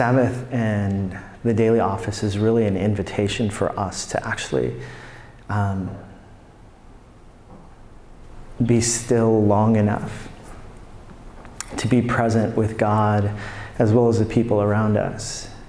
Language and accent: English; New York, United States; Now, there's a part of me that as a New Yorker, I'm like, oh, that is so legalistic.